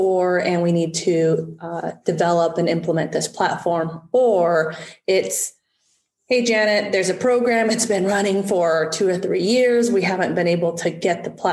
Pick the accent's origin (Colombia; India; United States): United States; my parents are refugees from Vietnam after the Vietnam War, and coming to America